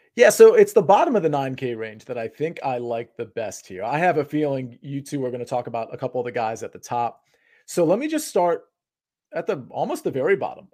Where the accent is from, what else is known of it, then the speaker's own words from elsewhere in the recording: Washington, District of Columbia, United States; I'm not from Baltimore. I'm from, I'm from Baltimore adjacent, Washington, D C